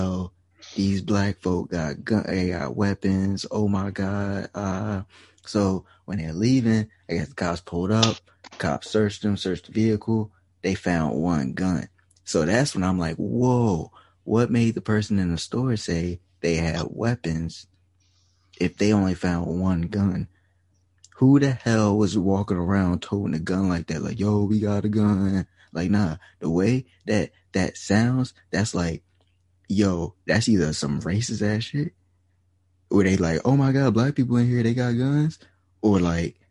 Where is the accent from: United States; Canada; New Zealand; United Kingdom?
Canada; being from Canada